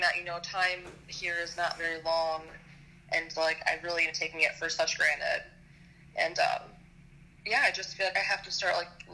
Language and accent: English; Michigan, United States; I'm 24, and I'm from Michigan